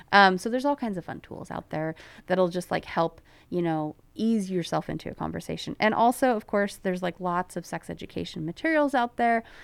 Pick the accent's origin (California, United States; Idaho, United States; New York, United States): California, United States; Placerville; when I was growing up in Placerville in, um, in the nineties